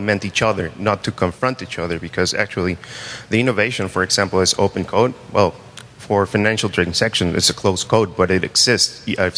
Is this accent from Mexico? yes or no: yes; Mexico; I am from Mexico.